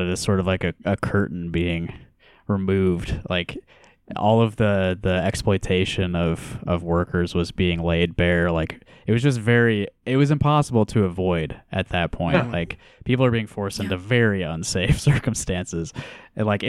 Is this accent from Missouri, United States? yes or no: no; Cedar Rapids, Iowa, United States; born or raised there; now in Iowa City, United States